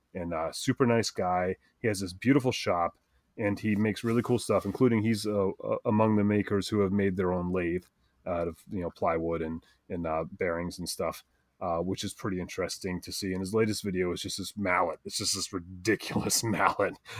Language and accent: English; New England, United States; accent: New England; that's my New England accent